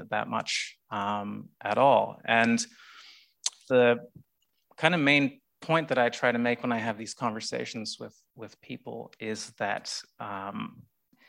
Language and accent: English; Canada; now in Australia; as a kid growing up in Canada